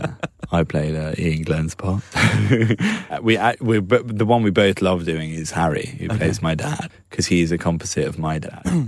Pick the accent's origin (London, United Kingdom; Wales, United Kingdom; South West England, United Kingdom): South West England, United Kingdom; Marlborough; I can do quite good West Country, I think, because I grew up in Marlborough.